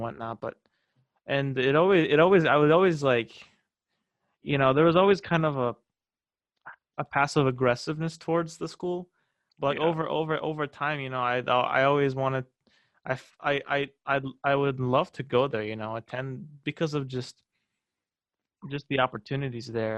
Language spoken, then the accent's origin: English; Des Moines, Iowa, United States; also born or lived in Waukee, Iowa / Fairfield, Iowa; I come here from Des Moines, two hours away from Fairfield